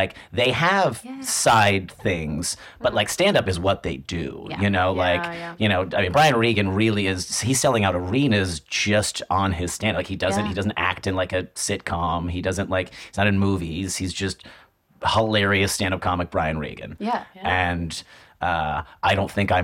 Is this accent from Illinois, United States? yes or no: yes; northwest suburbs of Chicago, Illinois, United States; moved away as an adult; now in New York, United States; I am from Chicago originally. Well, northwest suburbs of Chicago